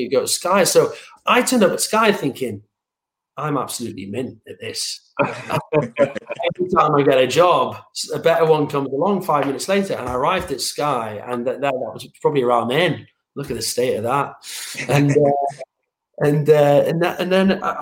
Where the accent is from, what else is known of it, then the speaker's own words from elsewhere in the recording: Northeast, North East England, United Kingdom; I'm a Geordie and I'm from the Northeast